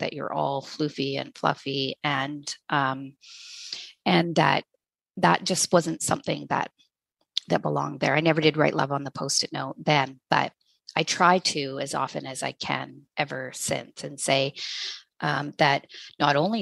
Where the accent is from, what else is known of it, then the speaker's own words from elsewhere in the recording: Hay River, Northwest Territories, Canada; I was born in Hay River, Northwest Territories, grew up in a small town